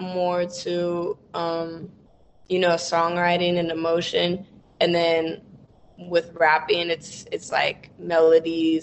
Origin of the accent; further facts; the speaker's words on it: Ventura, California, United States; moved away as an adult; now in Los Angeles, United States; I was born in LA, but I was raised in Ventura